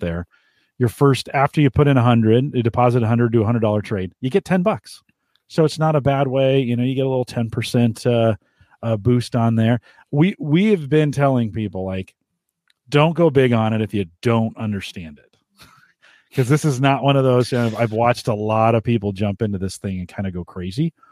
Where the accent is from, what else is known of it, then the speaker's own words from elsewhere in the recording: San Jose, California, United States; moved away; San Jose, my hometown, I, I didn't, I didn't know how good I had it till I left.